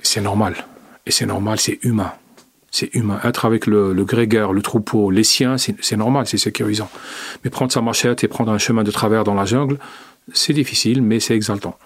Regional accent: Algeria; moved away; mon pays d'origine

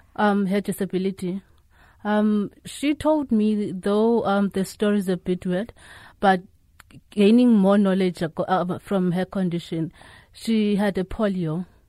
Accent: Eastern Cape, South Africa; I was raised in the Eastern Cape

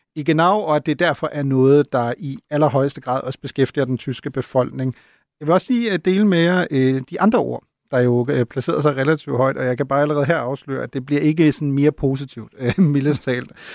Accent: Germany; now in Denmark; som tysker

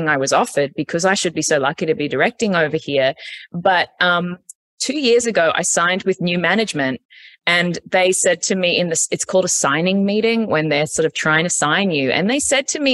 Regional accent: Australia; moved away as an adult; now in United States; I grew up in Australia

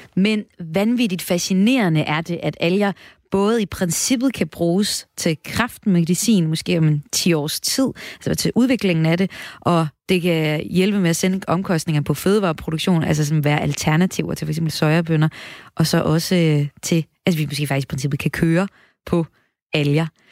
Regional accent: North Jutland, North Denmark Region, Denmark; nu kommer jeg op fra Nordjylland

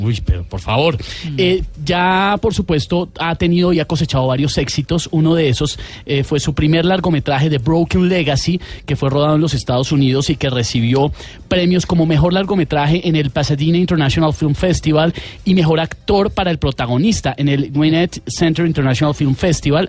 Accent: Bogotá, Colombia; los bogotanos nos sacamos pecho por lo de uno

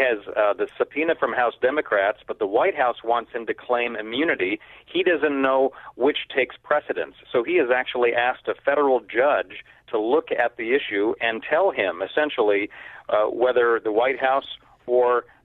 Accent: Seattle, Washington, United States; now in Washington, D.C., United States; I grew up in Seattle. That's my hometown

